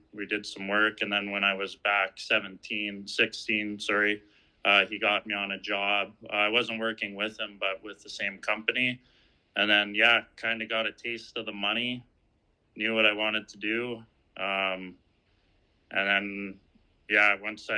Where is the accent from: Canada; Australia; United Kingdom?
Canada; Manitoba; I'm from Manitoba, Canada, a small town, probably about maybe 20 people in it